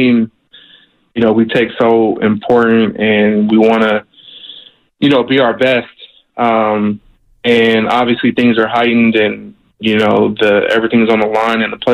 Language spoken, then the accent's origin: English; Sacramento, California, United States; my hometown of Sacramento